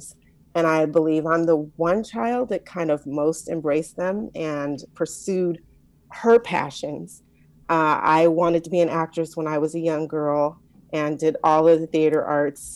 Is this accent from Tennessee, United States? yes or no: no; Compton, California, United States; I'm from Compton, California. I like to say I'm the first daughter of Compton